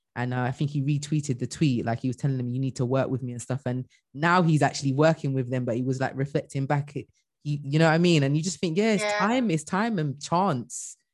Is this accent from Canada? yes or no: no; Bristol, South West England, United Kingdom; i'm originally from mm. bristol like bristol